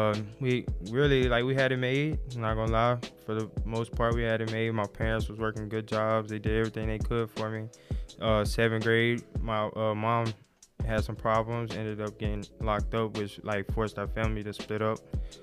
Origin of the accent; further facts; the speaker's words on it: New Albany, Mississippi, United States; also born or lived in Oxford, Mississippi; I was born in New Albany, Mississippi, away roughly around 35 to 40 minutes from Oxford, Mississippi. I grew up there. I lived there until I was in seventh grade.